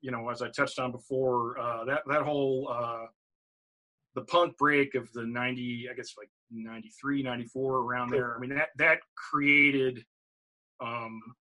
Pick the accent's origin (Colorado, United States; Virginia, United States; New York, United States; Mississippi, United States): Virginia, United States; moved away as an adult; also born or lived in San Francisco Bay Area; now in Richmond, United States; moved back to Richmond, Virginia, which is, you know, my home state.